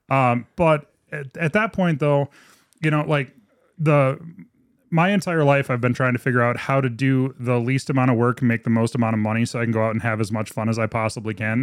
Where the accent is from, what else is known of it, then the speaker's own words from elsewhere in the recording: Minot, North Dakota, United States; born and raised Minot, North Dakota